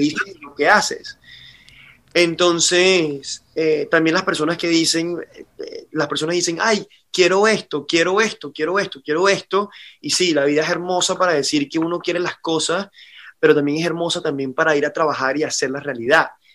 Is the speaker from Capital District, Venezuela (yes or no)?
yes; Caracas, Capital District, Venezuela; moved away as an adult; now in Miami, United States; me tocó migrar como venezolano